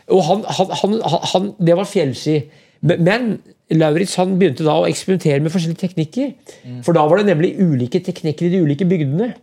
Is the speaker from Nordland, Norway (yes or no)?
no; Brumunddal, Innlandet, Norway; moved away; also born or lived in Oslo; Brumunddal, der jeg vokste opp